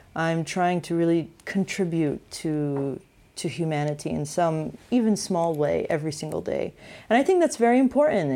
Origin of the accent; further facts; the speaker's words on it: United States; growing up in the States